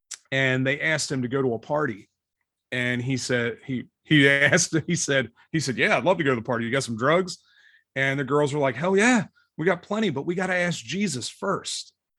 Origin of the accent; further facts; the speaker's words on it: right outside of Philadelphia, Pennsylvania, United States; now in Cincinnati, United States; I grew up right outside of Philadelphia.